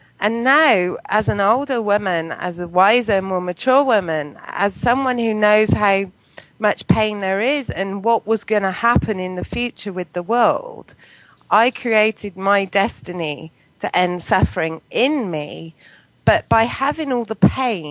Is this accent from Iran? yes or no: no; Poulton, England, United Kingdom; also born or lived in Bristol; now in Bath, United Kingdom; I grew up in Poulton, which is a little village